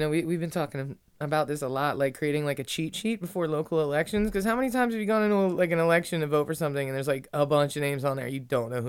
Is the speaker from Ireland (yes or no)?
yes; Ireland; I'm Irish. I'm honest, you know?